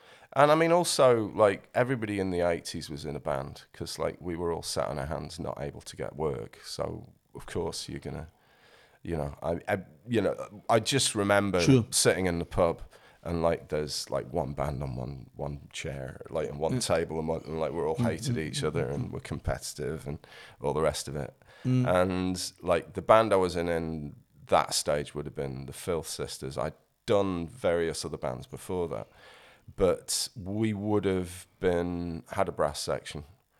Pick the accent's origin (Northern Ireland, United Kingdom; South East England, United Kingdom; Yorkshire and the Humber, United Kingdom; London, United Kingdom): Yorkshire and the Humber, United Kingdom; It's South Yorkshire. So the Yorkshire is these days split into several parts, but the bit I'm from is the south part.